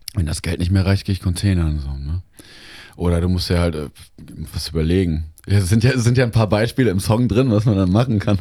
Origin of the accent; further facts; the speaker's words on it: Baden-Württemberg, Germany; moved away as an adult; also born or lived in Cologne; now in Lemgo, Germany; mein Zuhause war dann nicht meine Heimat in Baden-Württemberg, sondern mein Zuhause war in Lemgo, in meiner Studienstadt